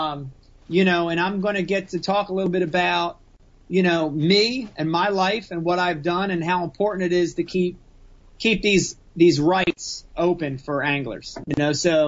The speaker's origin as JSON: {"language": "English", "town": "Runnemede", "region": "New Jersey", "country": "United States", "tie": "born or raised there", "said": "growing up in Runnymede with a bunch of derelicts"}